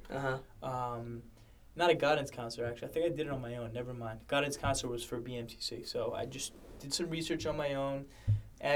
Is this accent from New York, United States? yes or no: yes; New York City, New York, United States; born and raised in Brooklyn